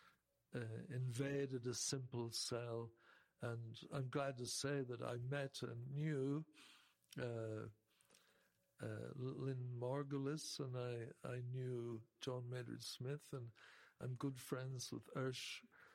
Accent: Ireland; I'm from Ireland

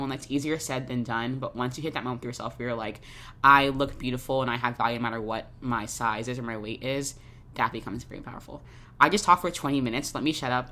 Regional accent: Jacksonville, Florida, United States; moved away as an adult; now in New York, United States; I grew up in Jacksonville, Florida

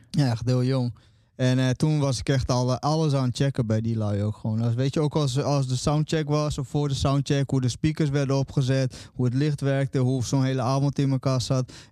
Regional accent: Friesland, Netherlands; also born or lived in Brazil; ik kwam als kind uit Brazilië eh, in eh, Nederland. En in Friesland kwam ik terecht.

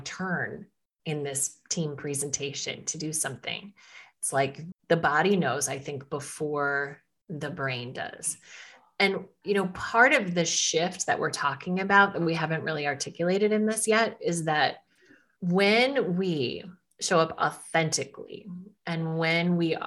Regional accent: Midwest, United States; as a woman growing up in the Midwest, I live in Minnesota

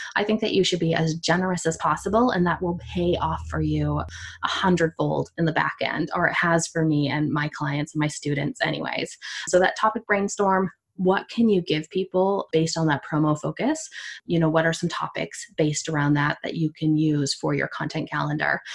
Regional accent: Canada; I'm from Canada

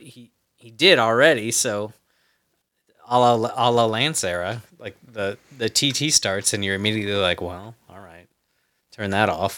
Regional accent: United States; as an American

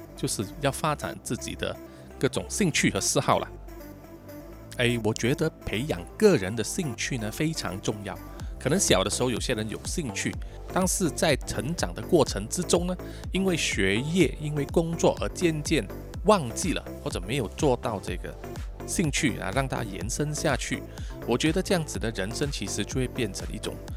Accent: Malaysia; 我们马来西亚人

